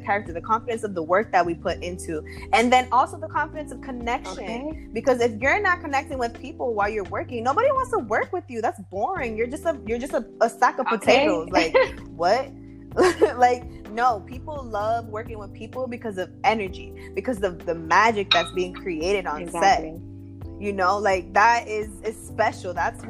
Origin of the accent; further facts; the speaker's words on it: East Coast, United States; Being I'm from the East Coast.